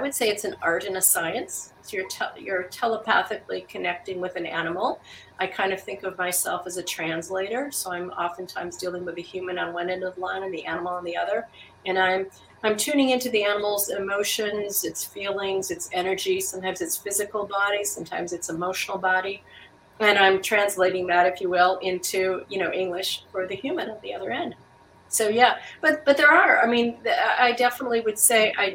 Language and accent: English; Wisconsin, United States; moved away as an adult; now in Alaska, United States; I'm originally from Wisconsin. I came to Alaska